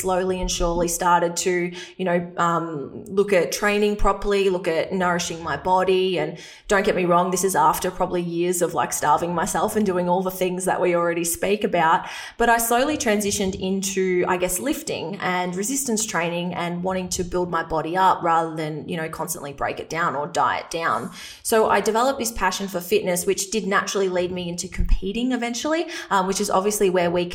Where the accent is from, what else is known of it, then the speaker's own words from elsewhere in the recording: a small country town in Victoria, Australia; accent: Australian; I'm Australian, if you can't tell from my accent, but I grew up in a small country town in Victoria